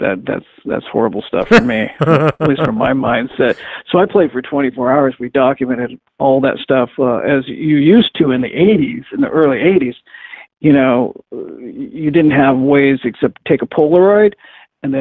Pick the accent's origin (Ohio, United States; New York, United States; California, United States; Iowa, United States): Iowa, United States; Winterset; also born or lived in Greenfield, Iowa; I was born in Greenfield, which is about 24 miles from there, but I grew up in Winterset.